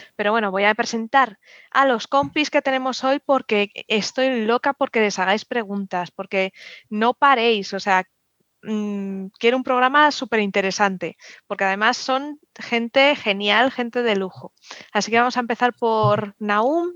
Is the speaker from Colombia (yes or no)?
no; Community of Madrid, Spain; yo soy madrileña, pero sí que tengo ascendencia manchega